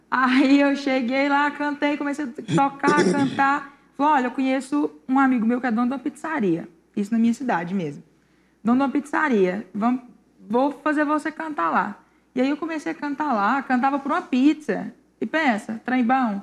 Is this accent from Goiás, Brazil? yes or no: yes; Pires do Rio, Goiás, Brazil; Eu sou de Pires do Rio Goiás, cidade boa